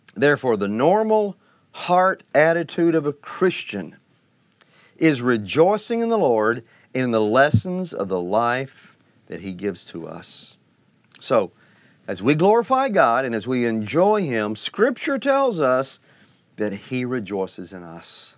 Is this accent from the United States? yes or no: yes; Oklahoma, United States; I heard this as a child in Sunday school and growing up in Oklahoma